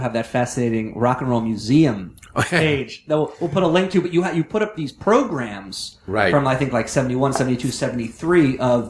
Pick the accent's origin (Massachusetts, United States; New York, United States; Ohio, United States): New York, United States; Long Island; No, I grew up on Long Island, and my dad worked in the city.